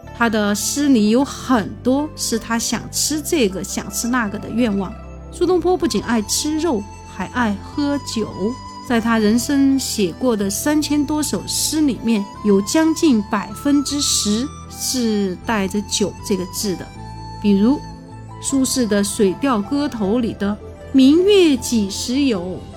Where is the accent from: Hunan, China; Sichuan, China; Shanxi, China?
Sichuan, China; 我们四川人